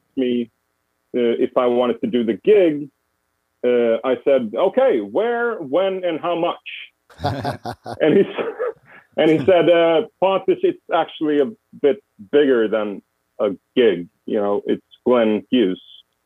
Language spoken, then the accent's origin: English; Sweden; moved away as an adult; also born or lived in United States; I moved back from the States. Yeah, I moved back to Sweden